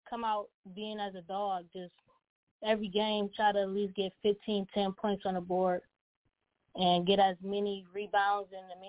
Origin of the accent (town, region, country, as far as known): Pontiac, Michigan, United States; born or raised there